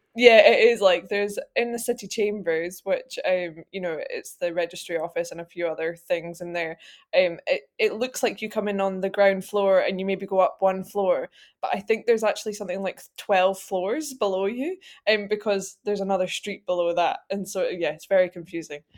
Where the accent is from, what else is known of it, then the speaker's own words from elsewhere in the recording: Edinburgh, Scotland, United Kingdom; I'm from Edinburgh. I was born here, I've tried to leave, failed